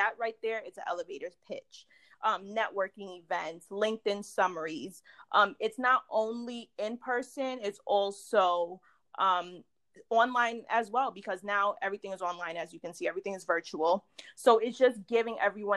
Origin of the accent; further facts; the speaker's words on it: New York, United States; I'm from New York.